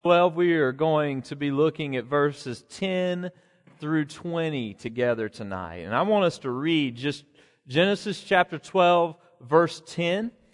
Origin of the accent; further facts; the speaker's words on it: Alabama, United States; he was a wildly popular governor in my home state